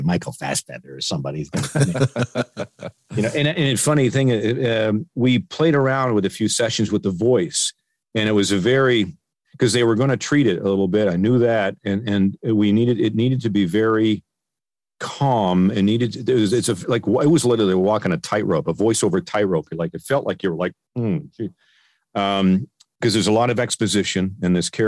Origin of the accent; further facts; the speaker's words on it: Peterborough, Ontario, Canada; moved away as an adult; now in Burbank, United States; my hometown of Peterborough, in Ontario